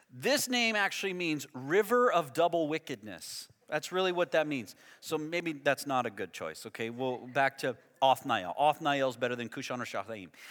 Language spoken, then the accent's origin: English; United States; I grew up in the United States